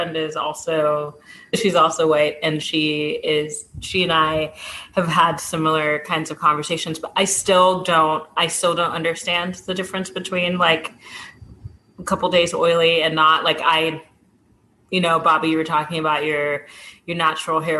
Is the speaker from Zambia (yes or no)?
yes; Zambia; I come from Zambia